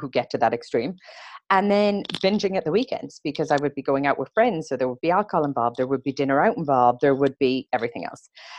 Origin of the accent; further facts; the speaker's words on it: Ireland; growing up in Ireland, it was a very unprocessed diet